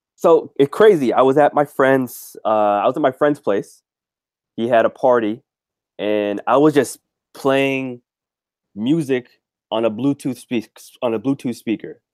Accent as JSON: {"language": "English", "town": "Toronto", "region": "Ontario", "country": "Canada", "said": "I'm from Toronto, Canada"}